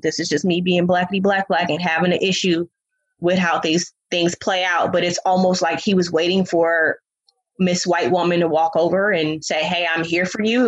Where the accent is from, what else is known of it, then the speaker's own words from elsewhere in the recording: Oakland, California, United States; I'm from Oakland